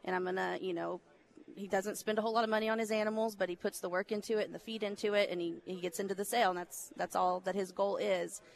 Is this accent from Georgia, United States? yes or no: no; Riesel, Texas, United States; I grew up in Riesel, just down the road in McLennan County